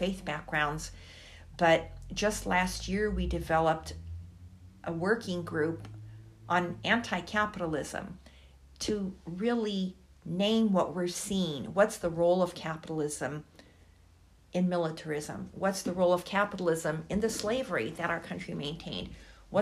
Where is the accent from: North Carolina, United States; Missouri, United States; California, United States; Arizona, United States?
California, United States; Los Angeles; moved away as an adult; also born or lived in Syria / New York; now in Harrisonburg, United States; if you're in California, as I was as a child, never learning the names of the indigenous people who lived in Los Angeles, where I was living